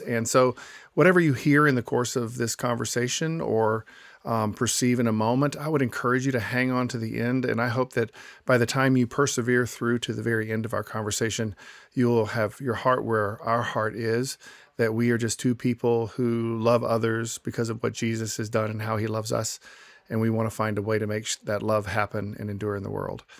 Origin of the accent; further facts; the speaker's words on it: Atlanta, Georgia, United States; moved away; where I grew up in Atlanta, it's, um, it's only sixty percent white